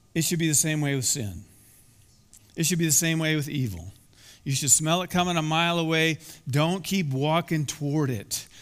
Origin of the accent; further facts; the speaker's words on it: Iowa, United States; moved away; I grew up in Iowa, and very close to where I live was the Skunk River.